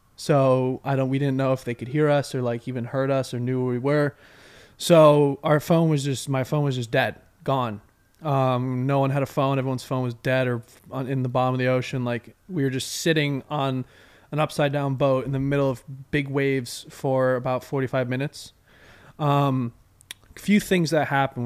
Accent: Westborough, Massachusetts, United States; I'm from Westboro

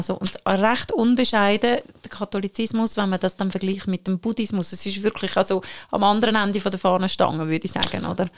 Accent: Marbach, Lucerne, Switzerland; Ich komme von Marbach, ist mein Heimatort

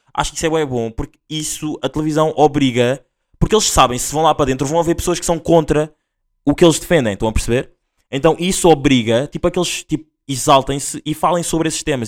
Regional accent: Linha de Sintra, Lisbon, Portugal; eu sou da LS a linha de Sintra

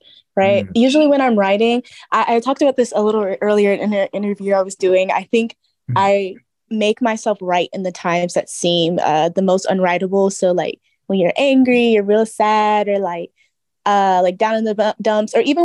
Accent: Georgia, United States; also born or lived in Brooklyn, New York; now in New York City, United States; I am originally from Georgia, based out of Brooklyn, New York.

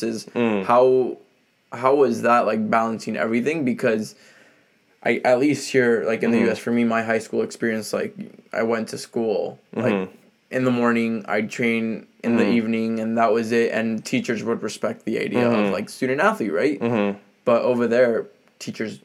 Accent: San Diego, California, United States; I'm from San Diego, so I'm, like, an hour away from here

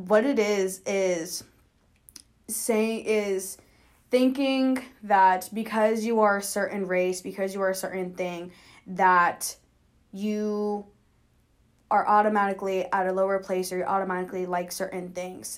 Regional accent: Kansas City, Kansas, United States; So I am originally from Kansas City, Kansas. I lived in Wyandotte County my entire life.

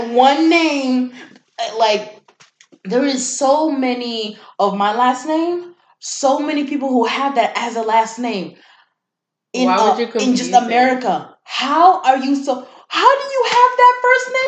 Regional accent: Kenya; moved away; I'm from Kenya

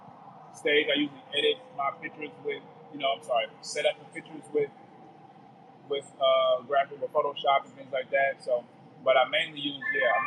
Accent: St. Louis, Missouri, United States; moved away as an adult; now in Los Angeles, United States; I'm from St. Louis, so it's a lot of people just, doing artwork and creative stuff there

